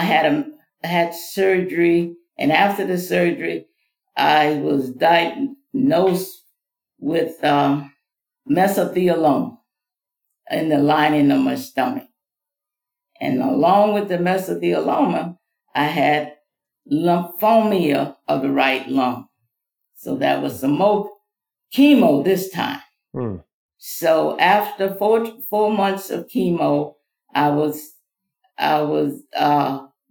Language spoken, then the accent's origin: English; Mississippi, United States; now in Florida, United States; I was born in Mississippi, came from a large family. I'm the 11th of 15 children.